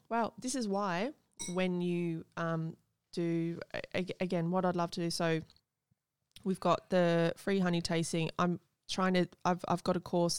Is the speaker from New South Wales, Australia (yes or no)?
no; Gold Coast, Queensland, Australia; I grew up on the Gold Coast